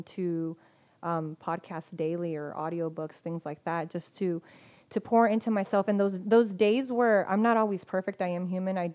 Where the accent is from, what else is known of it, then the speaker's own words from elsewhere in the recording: Spring Valley, California, United States; I grew up in Spring Valley, so it wasn't like the nicest, you know, part of town